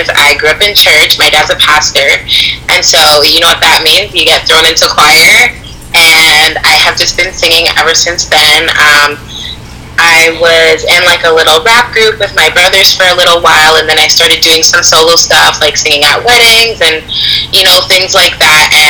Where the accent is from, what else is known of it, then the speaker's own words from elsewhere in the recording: Toronto, Ontario, Canada; I'm from Toronto.